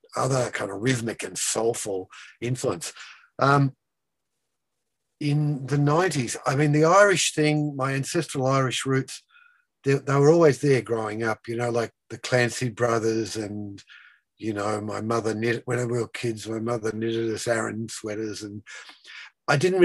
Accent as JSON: {"language": "English", "country": "Australia", "said": "I'm an Australian songwriter"}